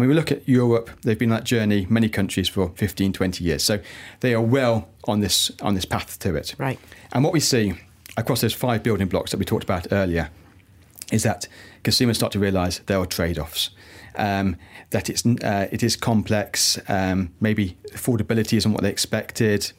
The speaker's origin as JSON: {"language": "English", "country": "United Kingdom", "moved": "yes", "lives_now": "Malaysia", "said": "the UK, my my home country, uh, from where I'm from"}